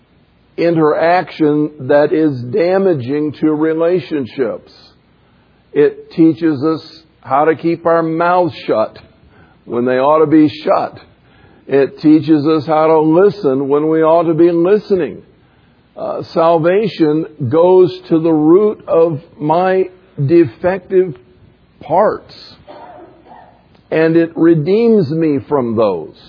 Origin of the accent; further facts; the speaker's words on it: the South, United States; growing up in the South